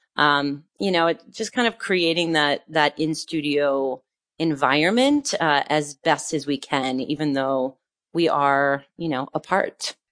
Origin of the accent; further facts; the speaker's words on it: northern New Jersey, United States; moved away as an adult; also born or lived in New York City; now in France; I grew up in, uh, northern New Jersey